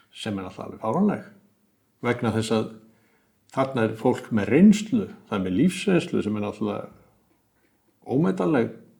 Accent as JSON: {"language": "Icelandic", "country": "Iceland"}